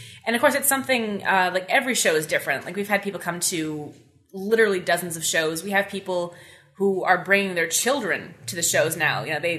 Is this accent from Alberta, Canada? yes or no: no; Carleton Place, Ontario, Canada; I was born and raised in Carleton Place.